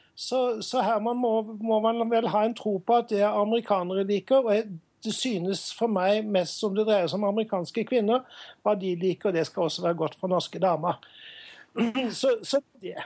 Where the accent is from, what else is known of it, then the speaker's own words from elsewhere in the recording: Sørlandet, Southern Norway, Norway; Men jeg er jo fra Sørlandet